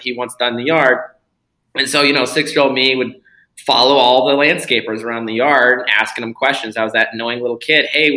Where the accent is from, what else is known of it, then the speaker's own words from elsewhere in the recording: Florida, United States; born and raised in Florida